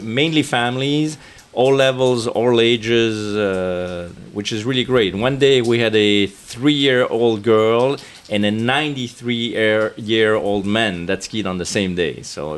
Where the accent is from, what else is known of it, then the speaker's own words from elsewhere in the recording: Geneva, Switzerland; We're from Geneva